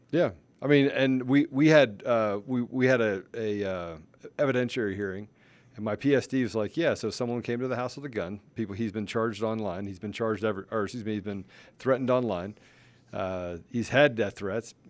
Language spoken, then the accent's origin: English; Washington, District of Columbia, United States; I grew up in Washington, D C